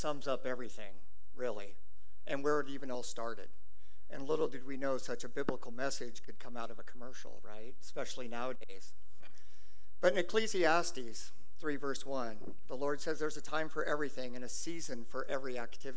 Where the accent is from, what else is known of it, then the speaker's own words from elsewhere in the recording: Lynden, Washington, United States; I'm from Linden.